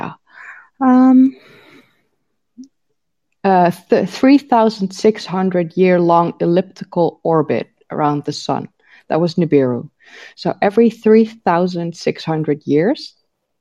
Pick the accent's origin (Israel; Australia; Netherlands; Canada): Netherlands; I live in the Netherlands. I've grown up here.